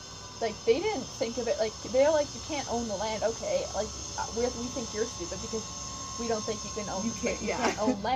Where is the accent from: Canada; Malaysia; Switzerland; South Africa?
Canada; I'm Canadian